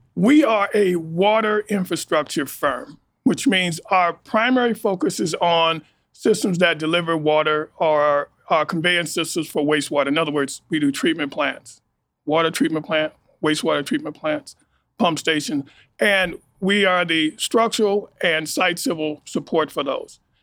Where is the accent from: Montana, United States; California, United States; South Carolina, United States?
California, United States; Los Angeles; moved away as an adult; also born or lived in Baton Rouge, Louisiana / Kansas City, Missouri; I uh, grew up and born and raised in Los Angeles, California